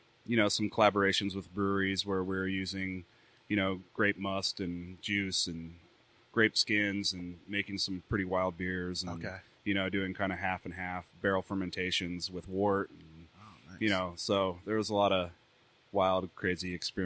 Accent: Cottonwood, Arizona, United States; I grew up here in Cottonwood

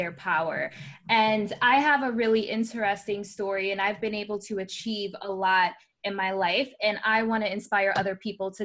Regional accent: New York City, New York, United States; now in Florida, United States; I was born in the Bronx, New York

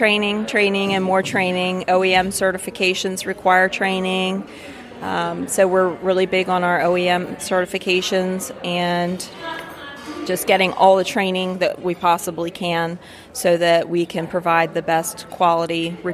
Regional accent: Elkton, Maryland, United States; Elkton, Maryland.

